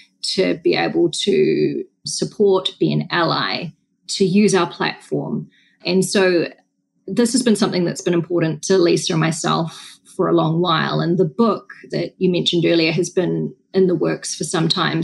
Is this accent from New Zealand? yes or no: yes; Wellington, New Zealand; moved away; I was on the streets of Wellington, which is not our biggest city, but it's our capital city. It's my hometown